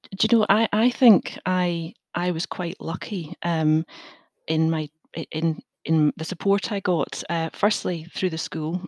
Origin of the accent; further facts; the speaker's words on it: Glasgow, Scotland, United Kingdom; also born or lived in England; I grew up in Glasgow